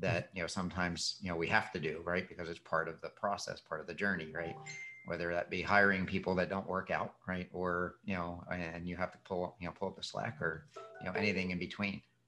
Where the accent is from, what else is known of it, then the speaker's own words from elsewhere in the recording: Philadelphia, Pennsylvania, United States; now in Florida, United States; where I grew up in Philadelphia